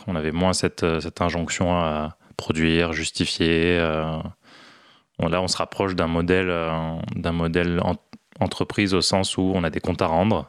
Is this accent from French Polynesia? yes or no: no; Morocco; also born or lived in Toulouse, France; now in Paris, France; J'ai grandi au Maroc